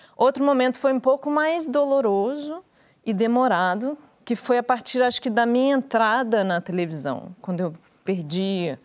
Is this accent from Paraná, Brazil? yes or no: yes; Curitiba, Paraná, Brazil; moved away as an adult; also born or lived in São Paulo; quando eu saí de Curitiba, que eu sou de Curitiba, e eu fui morar em São Paulo com 18